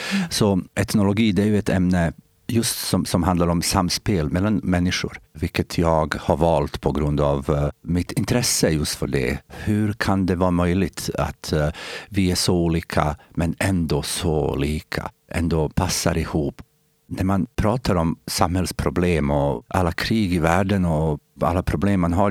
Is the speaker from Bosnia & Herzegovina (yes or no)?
yes; Bosnia & Herzegovina; Swedish is a second language; moved away as an adult; also born or lived in Sweden; now in Eskilstuna, Sweden; Jag är bosnier i och med att jag kommer från den delen som idag heter bosnier, men, Bosnien-Hercegovina